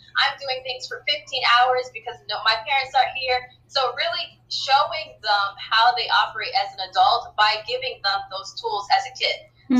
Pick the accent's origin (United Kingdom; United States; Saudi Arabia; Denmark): Saudi Arabia; it's about my third culture experience on growing up in Saudi Arabia. So I just talk about third culture and my experiences as a black woman there.